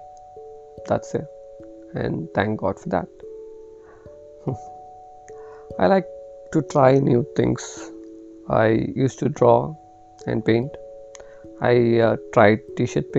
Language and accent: English; Bangalore, Karnataka, India; I'm from Bangalore, India, and currently working with a financial institute